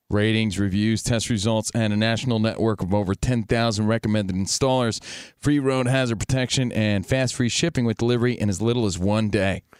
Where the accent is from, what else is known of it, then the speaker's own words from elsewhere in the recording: Union, New Jersey, United States; now in Los Angeles, United States; growing up in Union, New Jersey